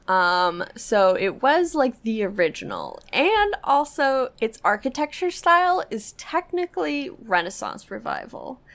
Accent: New Hampshire, United States; I grew up in New Hampshire

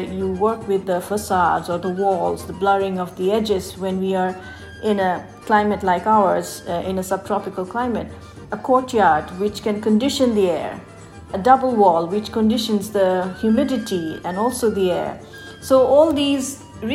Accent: Bangladesh; I'm from Bangladesh. I grew up here. I was born and brought up.

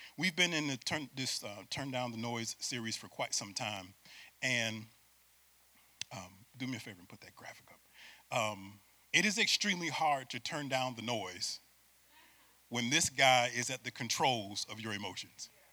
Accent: Syracuse, New York, United States; moved away as an adult; now in Florida, United States; I'm from Syracuse, New York, and I'm a city boy

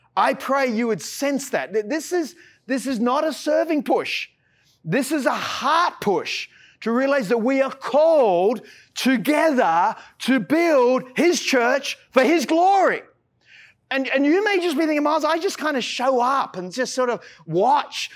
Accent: Australia; I'm an Aussie

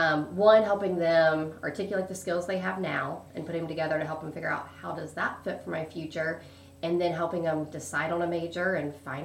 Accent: Hagerstown, Indiana, United States; also born or lived in Greens Fork; I grew up Hagerstown, population 2,000 happy people.

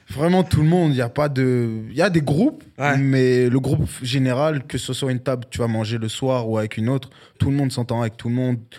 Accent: France; now in Canada; c'est une expression de chez moi en France, tu vois.

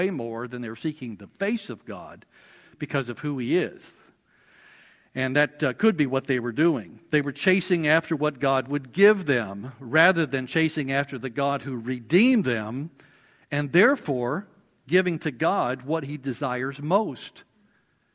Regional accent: Alabama, United States; I'm from Alabama

